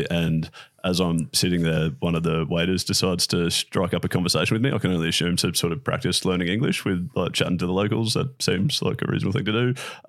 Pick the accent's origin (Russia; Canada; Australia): Australia; Brisbane, Queensland; oh, yeah, no, we're from Brisbane. Like, we're just down for the weekend.